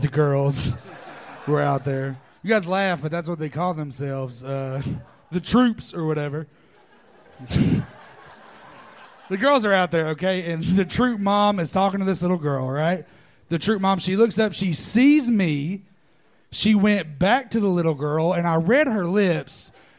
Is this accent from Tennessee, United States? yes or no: yes; Knoxville, Tennessee, United States; moved away as an adult; now in Austin, United States; Knoxville, Tennessee.